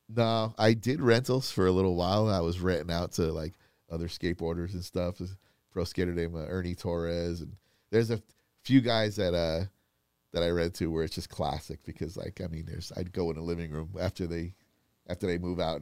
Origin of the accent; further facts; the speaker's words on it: Florida, United States; moved away; I grew up in Florida